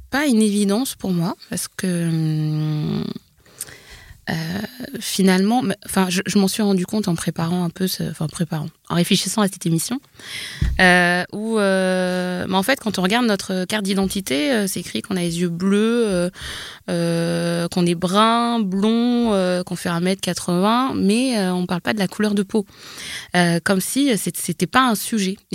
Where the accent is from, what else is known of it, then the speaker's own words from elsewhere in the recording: Normandy, France; born there; par exemple, je suis née en Normandie, mais je comprends bien que, que par peut-être ma couleur de peau, ça correspond pas à ce qu'on a envie d'entendre.